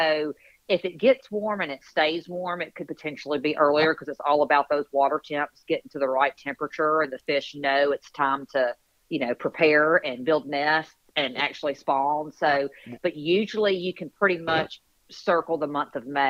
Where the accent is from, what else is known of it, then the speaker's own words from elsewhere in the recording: Montgomery, Alabama, United States; We're originally from Montgomery, Alabama.